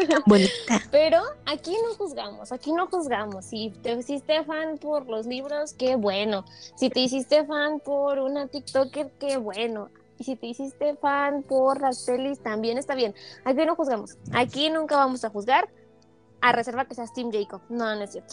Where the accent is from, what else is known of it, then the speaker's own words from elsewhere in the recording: Mexico; somos de México, país